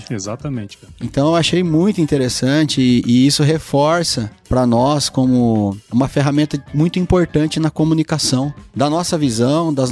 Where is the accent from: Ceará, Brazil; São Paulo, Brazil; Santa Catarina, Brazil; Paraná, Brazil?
São Paulo, Brazil; Santa Cruz do Rio Pardo; also born or lived in Mato Grosso / Goiânia; now in São Paulo, Brazil; eu sou de Santa Cruz do Rio Pardo, interior de São Paulo. Estudei na UEL